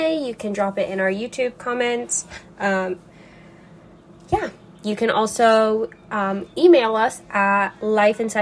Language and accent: English; United States; as an American